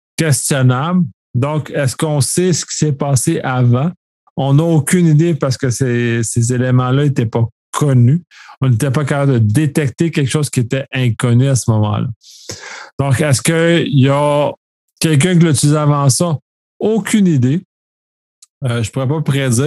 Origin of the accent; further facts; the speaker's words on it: Quebec, Canada; en tant que Québécois